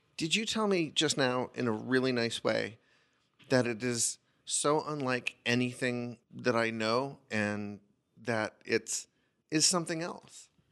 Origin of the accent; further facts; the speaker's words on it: United States; what I carry with me as an American